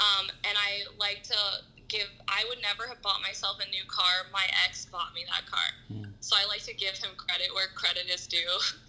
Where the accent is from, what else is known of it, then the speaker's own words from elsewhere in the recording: Asheville, North Carolina, United States; also born or lived in Florida / Georgia / Ohio / Indiana; now in Los Angeles, United States; I moved to LA from Asheville, North Carolina. But I like kind of grew up everywhere. I lived in Florida, Georgia, Ohio, and Indiana, and here.